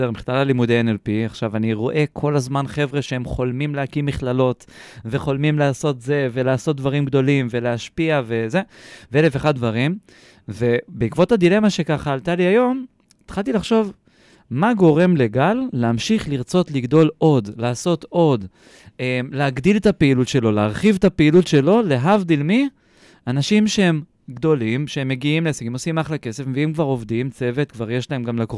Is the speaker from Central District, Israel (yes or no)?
yes; Kfar Saba, Central District, Israel; גדלתי, חונרתי, חונכתי, אפשר להגיד בורן עם כפר סבא